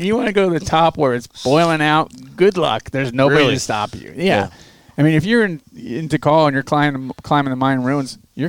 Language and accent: English; Florida, United States; grew up in Florida. It's flat. There's no mountains, so...